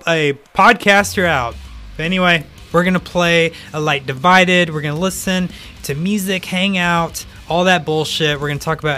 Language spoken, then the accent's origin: English; North Carolina, United States; I'm obviously from North Carolina